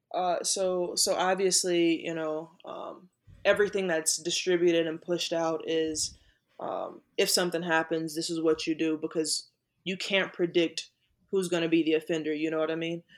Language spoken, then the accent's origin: English; Manning, South Carolina, United States; growing up in South Carolina, in that Confederate state